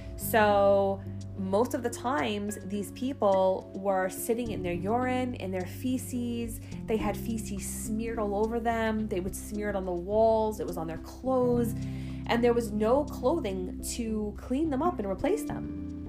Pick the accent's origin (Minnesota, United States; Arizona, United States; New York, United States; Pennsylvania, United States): New York, United States; New York City; I grew up in Staten Island my entire life